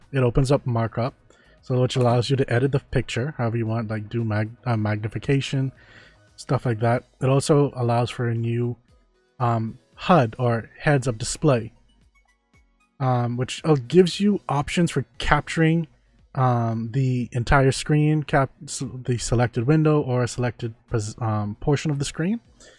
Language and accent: English; Germany; I'm from Germany. Welcome. We're currently in the Bahamas